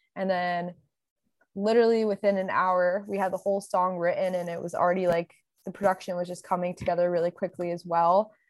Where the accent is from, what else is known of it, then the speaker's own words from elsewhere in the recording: Connecticut, United States; now in Los Angeles, United States; I'm from Connecticut, and I, I'm based in L A now